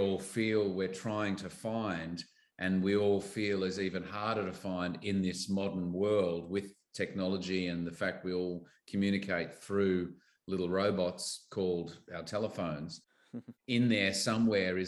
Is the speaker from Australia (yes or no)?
yes; Australia; as an Aussie actor